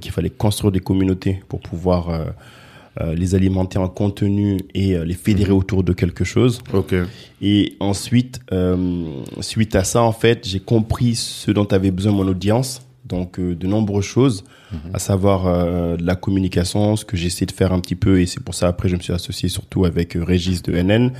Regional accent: France; also born or lived in Guinea; moi je suis né en Guinée, je suis venu en France, j'ai grandi ici.

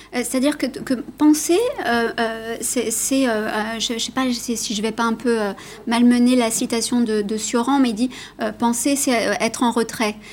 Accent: Italy; je suis italienne

